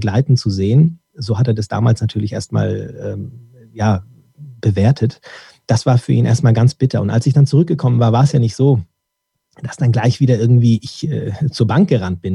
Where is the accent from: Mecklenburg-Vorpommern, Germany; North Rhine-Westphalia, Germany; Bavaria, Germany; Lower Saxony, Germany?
North Rhine-Westphalia, Germany; Dortmund; ich wurde dann in Dortmund geboren